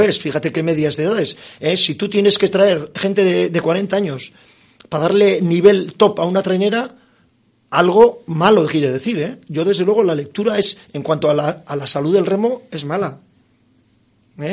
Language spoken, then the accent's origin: Spanish; Mundaka, Basque Country, Spain; yo soy de Mundaca y allí sigo viviendo